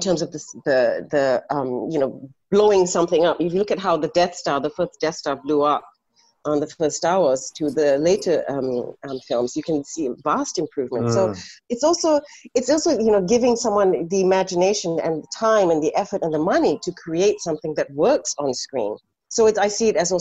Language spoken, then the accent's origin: English; Ipoh, Perak, Malaysia; growing up in Ipoh